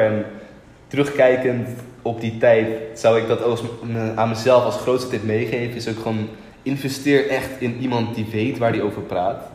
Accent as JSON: {"language": "Dutch", "town": "Lelystad", "region": "Flevoland", "country": "Netherlands", "tie": "born or raised there", "said": "toen ging ik terug naar Lelystad, waar ik geboren ben."}